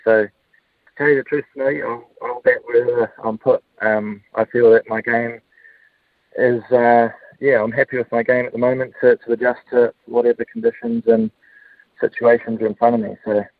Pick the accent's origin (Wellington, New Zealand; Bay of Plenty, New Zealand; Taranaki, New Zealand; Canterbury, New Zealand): Taranaki, New Zealand; New Plymouth; But I'm a proud Central Districts man. I grew up in New Plymouth.